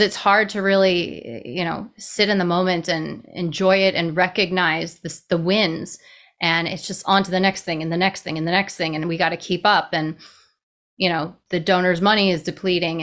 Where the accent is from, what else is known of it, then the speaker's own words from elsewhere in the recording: New York City, New York, United States; I'm from New York City. Born and raised in, you know, the fastest paced location that there might even be.